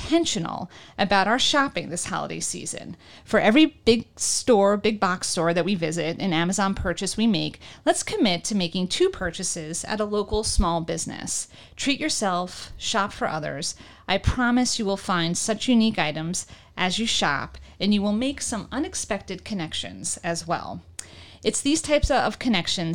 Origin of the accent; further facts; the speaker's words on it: New York City, New York, United States; moved away as an adult; now in Northeast Pennsylvania, United States; my time growing up in New York and visiting since I've moved away